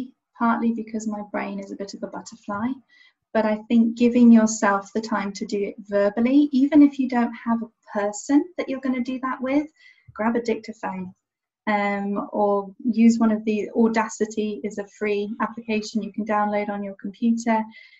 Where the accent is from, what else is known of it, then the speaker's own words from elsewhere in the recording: Niger; now in England; I'm English, I'm living in England, I was born and raised in Niger, West Africa, but in terms of cultural impact, the kind of patchwork of me, there's France, there's American, there's international